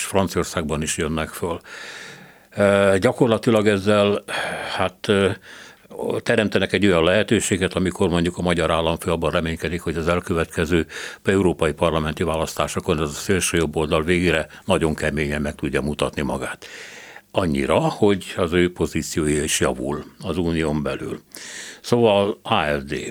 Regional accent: Hungary; mi nem szovjet szellemben nőttünk föl, mert azért a kádári egy kicsit más volt, mint az NDK

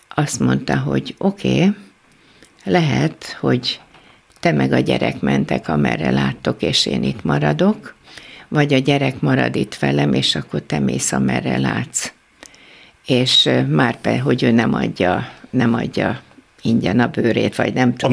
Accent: Budapest, Hungary; also born or lived in Kecskemét; akkor már Pesten voltunk

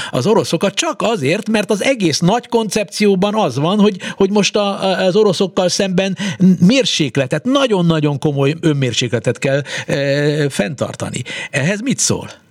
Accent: Hungary; itt nálunk, mi, mi, mi magyarok

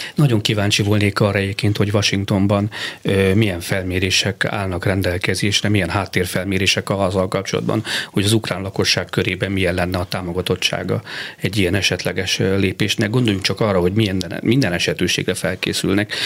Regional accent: Hungary; mint magyar állampolgár

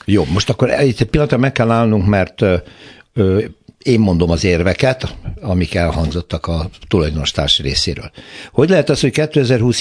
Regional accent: Hódmezővásárhely, Csongrád-Csanád, Hungary; én hódmezővásárhelyről származom

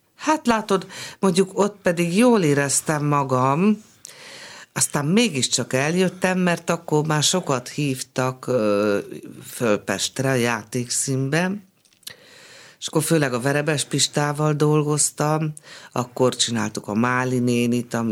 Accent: Budapest, Hungary; also born or lived in Szolnok; pesti lány vagyok

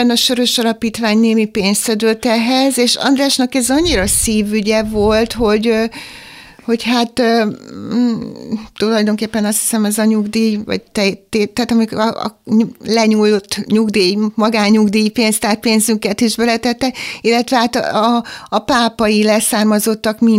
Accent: Pápa, Veszprém County, Hungary; én is pápai vagyok

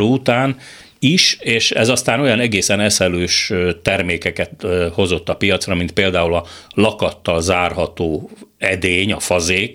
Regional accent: Budapest, Hungary; moved away as an adult; also born or lived in Moscow; a Szabadsághegyen egy akadémikus, egy vegyész kutató családjába születtem

